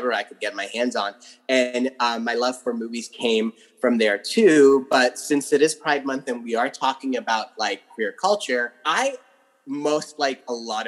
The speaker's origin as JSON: {"language": "English", "town": "London", "region": "Ontario", "country": "Canada", "tie": "born or raised there", "lives_now": "Toronto, Canada", "said": "I grew up in London, Ontario"}